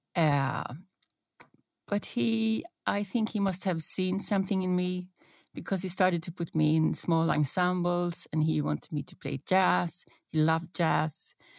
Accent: Stockholm, Stockholm County, Sweden; moved away as an adult; now in Norway; I still love Stockholm, my hometown, but it seems it's meant to be that I live here

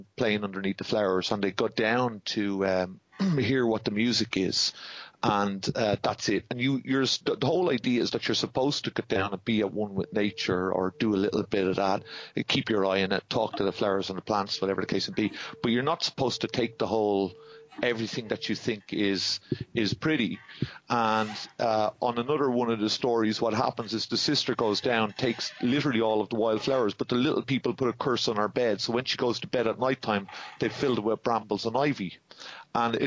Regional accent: Dublin, Leinster, Ireland; I was born and bred in Dublin. Mom and Dad were Dublin

